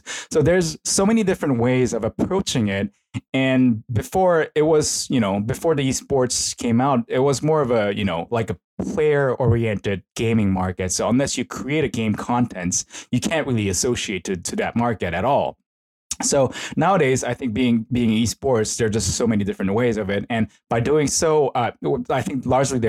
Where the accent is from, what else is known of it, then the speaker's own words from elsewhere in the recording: South Korea; now in Tokyo, Japan; I'm originally from Korea.